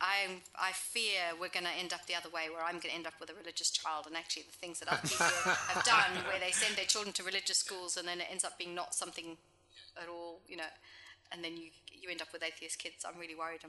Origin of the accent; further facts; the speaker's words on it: South Africa; also born or lived in England; now in New Zealand; I grew up in South Africa